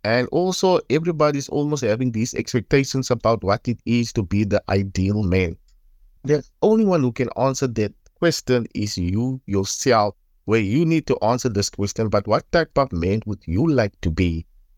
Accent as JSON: {"language": "English", "town": "Paarl", "region": "Western Cape", "country": "South Africa", "said": "I am from Paul, area called Lantana."}